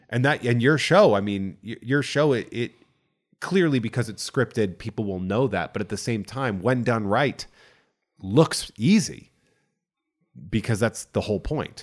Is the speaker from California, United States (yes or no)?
no; central Massachusetts, United States; accent: Boston; I grew up on a farm in central Massachusetts.